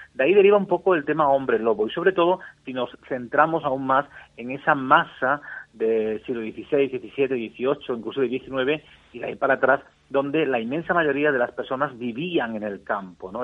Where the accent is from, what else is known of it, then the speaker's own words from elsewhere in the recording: Cheles, Extremadura, Spain; mi pueblo, por ejemplo, en Cheles